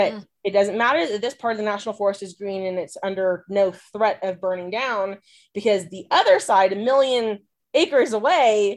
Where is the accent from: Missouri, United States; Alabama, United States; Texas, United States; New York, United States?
Texas, United States; moved away; I'm a Texan